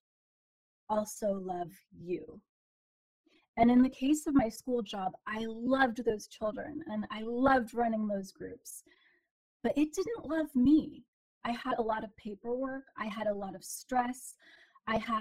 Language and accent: English; Portland, Oregon, United States; I was born and raised in Portland, Oregon